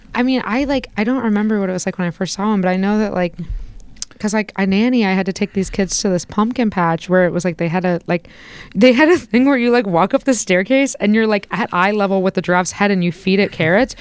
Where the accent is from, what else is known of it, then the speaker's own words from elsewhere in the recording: Indiana, United States; where I grew up in Indiana